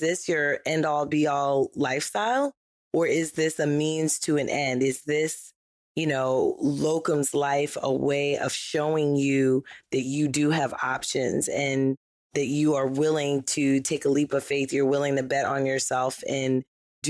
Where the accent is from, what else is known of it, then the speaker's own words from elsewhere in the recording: New York, United States; I'm from New York